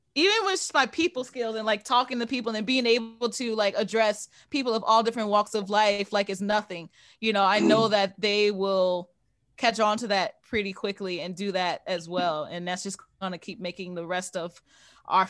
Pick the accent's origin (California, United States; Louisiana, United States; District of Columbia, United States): Louisiana, United States; New Orleans; I'm from New Orleans, I'm not from Louisiana